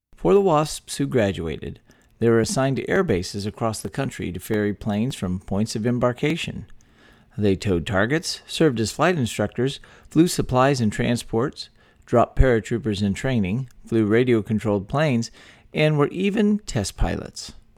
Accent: Texas, United States; born or raised there

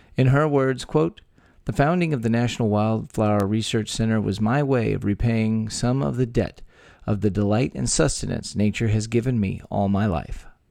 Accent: Texas, United States; born and raised in the Lone Star State

